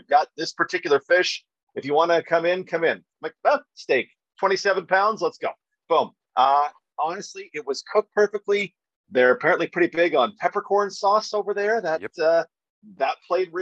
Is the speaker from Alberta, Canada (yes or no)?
yes; Alberta, Canada; everybody I grew up with around Alberta